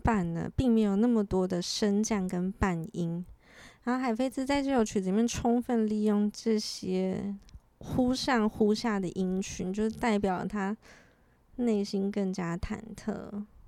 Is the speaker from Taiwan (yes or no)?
yes; Taiwan; moved away; also born or lived in France; 小时候在台湾其实是主修小提琴的啦